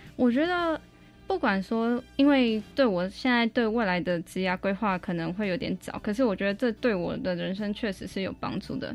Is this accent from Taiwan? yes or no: yes; Taiwan; 我来自台湾，我现在十九岁，我现在就读恒义中学